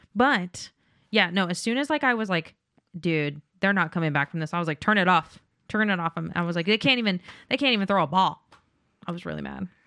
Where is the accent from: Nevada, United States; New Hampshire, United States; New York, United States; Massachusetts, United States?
Nevada, United States; Las Vegas; I'm from Vegas